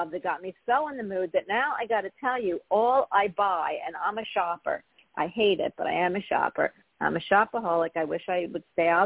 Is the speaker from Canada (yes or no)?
no; Philadelphia, Pennsylvania, United States; I'm from Philly